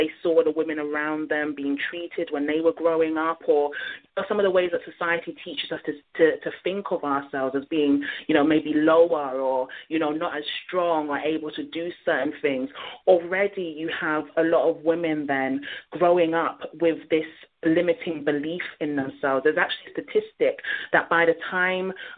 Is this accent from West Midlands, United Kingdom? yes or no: no; London, United Kingdom; when I was growing up in London.